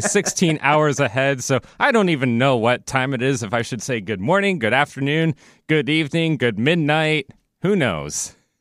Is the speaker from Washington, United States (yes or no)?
yes; Seattle, Washington, United States; I'm a Pacific Northwest native, born and raised in Seattle, Washington, never moved in my entire life